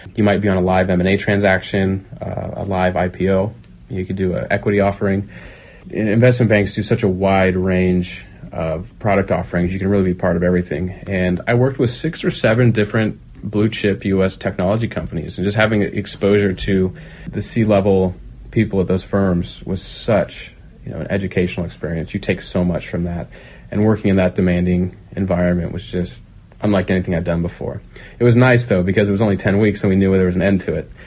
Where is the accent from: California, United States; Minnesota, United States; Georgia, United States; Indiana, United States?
California, United States; Pleasanton; moved away; also born or lived in San Diego / Los Angeles; I grew up in Northern California in the East Bay in a small town called Pleasanton